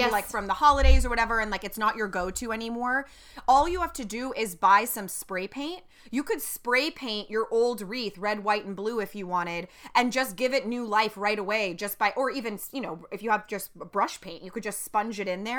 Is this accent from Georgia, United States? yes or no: no; California, United States; the specific town I grew up in or in California or the West